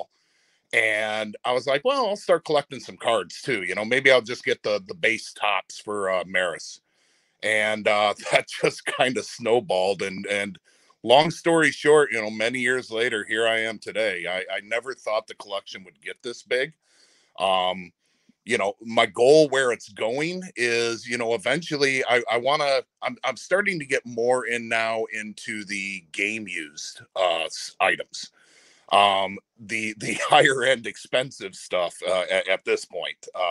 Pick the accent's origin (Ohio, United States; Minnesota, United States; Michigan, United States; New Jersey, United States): Michigan, United States; we're from Michigan